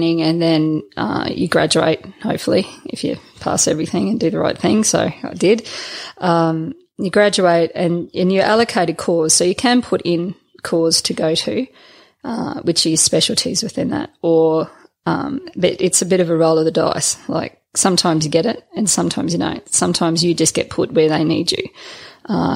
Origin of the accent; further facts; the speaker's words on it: North Stradbroke Island, Queensland, Australia; we moved from the city to Stradbroke Island. So I grew up on North Stradbroke Island